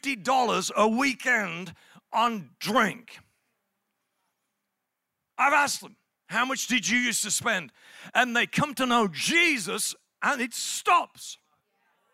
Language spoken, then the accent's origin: English; England, United Kingdom; I'm from England